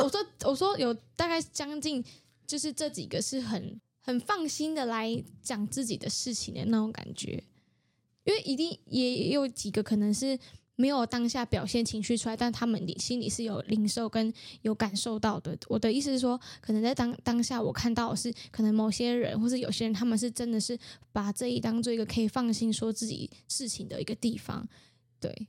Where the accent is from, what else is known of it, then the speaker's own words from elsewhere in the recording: Taiwan; 我知道我是泰雅族